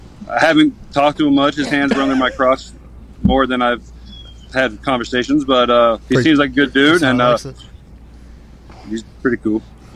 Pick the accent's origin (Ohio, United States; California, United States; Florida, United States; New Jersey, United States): Florida, United States; Davie; Davie, Florida.